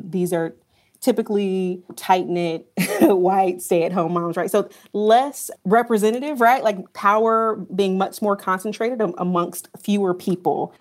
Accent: Pinehurst, North Carolina, United States; I'm from a small town called Pinehurst, North Carolina

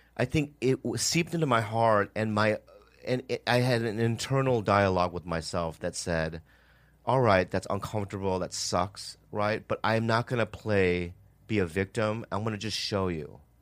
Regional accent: Edina, Minnesota, United States; moved away; I grew up in Minnesota for, like, eight years. And I was, like, the only Asian kid

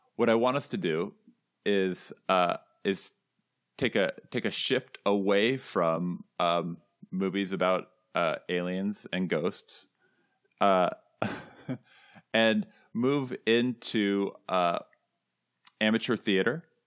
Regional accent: California, United States; moved away as an adult; now in New England, United States; I grew up in California.

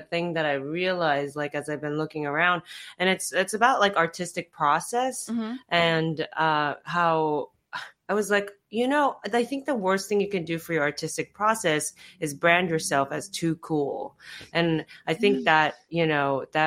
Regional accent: Japan; moved away; Japan was my home country

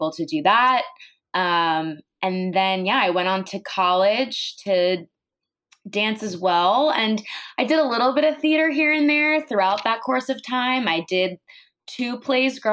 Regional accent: Monmouth County, New Jersey, United States; moved away as an adult; now in New York City, United States; I am from Jersey, so basically across the bridge, in this county called Monmouth County, which is where the northern part of where the Jersey Shore starts

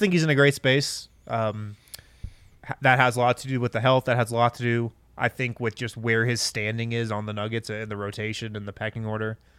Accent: Boulder, Colorado, United States; now in Golden, United States; some people I grew up with in Boulder

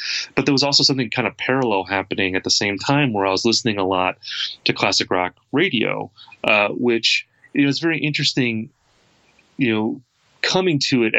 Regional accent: Wisconsin, United States; I mean, I'm from the Midwest. I'm from Wisconsin.

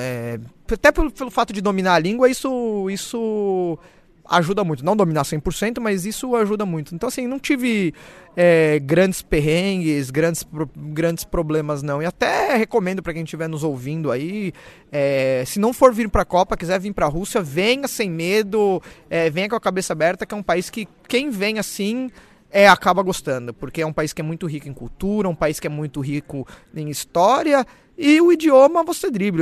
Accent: Brazil; moved away; eu sou brasileiro

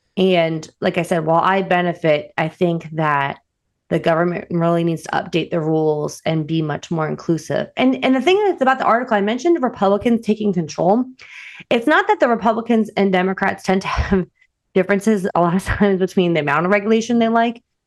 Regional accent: New Jersey, United States; moved away as an adult; I'm also from New Jersey

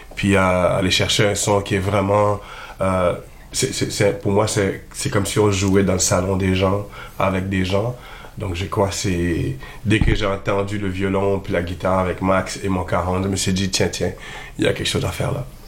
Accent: Montreal, Quebec, Canada; j'ai grandi quand même à Montréal

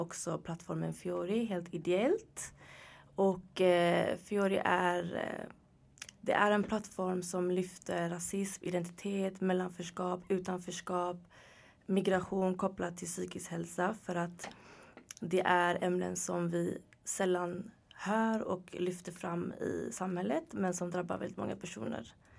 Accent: Gothenburg, Västra Götaland, Sweden; moved away as an adult; also born or lived in Örebro; now in Stockholm, Sweden; Född och uppvuxen i Göteborg

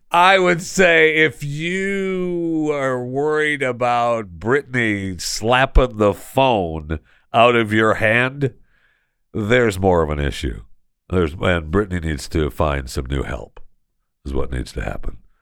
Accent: United States; as an American

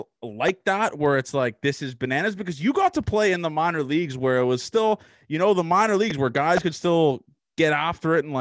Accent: Toronto, Ontario, Canada; I'm from Toronto

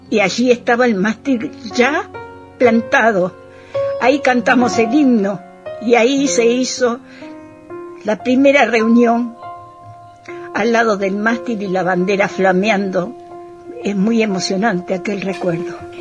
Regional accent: Argentina; Amo profundamente mi tierra argentina

